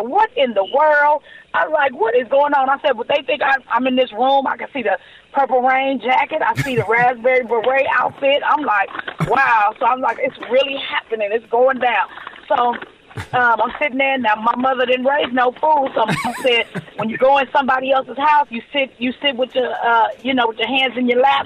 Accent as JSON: {"language": "English", "town": "Los Angeles", "region": "California", "country": "United States", "tie": "born or raised there", "said": "I'm born and raised Los Angeles, California"}